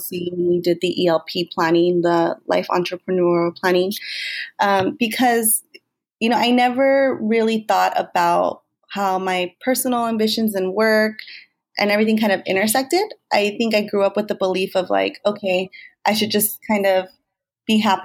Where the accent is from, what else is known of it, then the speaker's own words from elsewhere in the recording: Bell Gardens, California, United States; also born or lived in Whittier / Compton; I grew up in Southeast Los Angeles, Bell Garden specifically